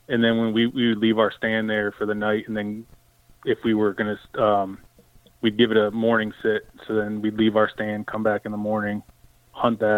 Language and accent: English; East Coast, United States; I grew up on the East Coast.